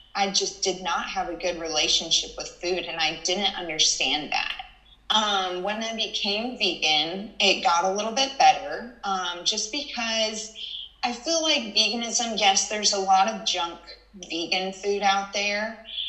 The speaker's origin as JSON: {"language": "English", "region": "Texas", "country": "United States", "said": "I was from Texas"}